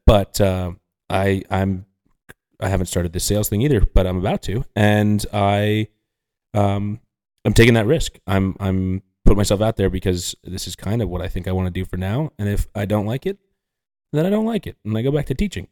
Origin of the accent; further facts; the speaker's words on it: New York, United States; as a New Yorker